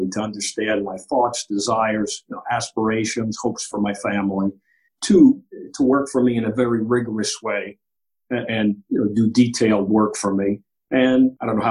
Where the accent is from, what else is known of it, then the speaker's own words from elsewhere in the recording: New York City, New York, United States; moved away as an adult; now in Maryland, United States; I grew up in Queens, New York. I'm Greek American.